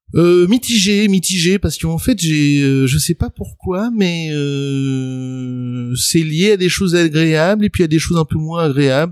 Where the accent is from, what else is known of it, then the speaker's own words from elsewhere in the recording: Le Pré-Saint-Gervais, Île-de-France, France; moved away; also born or lived in Paris; j'ai grandi euh, dans le 93, le 9-3 comme on dit maintenant euh, au Pré Saint-Gervais plus précisément